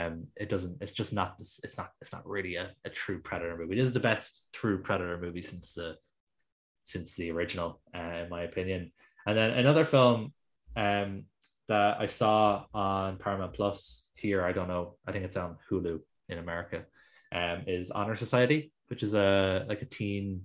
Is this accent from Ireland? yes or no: yes; Ireland; as an Irish person